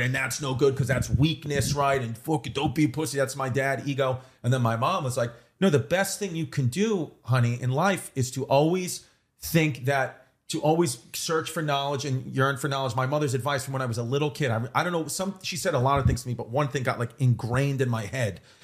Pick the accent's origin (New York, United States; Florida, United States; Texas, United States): New York, United States; I grew up in New York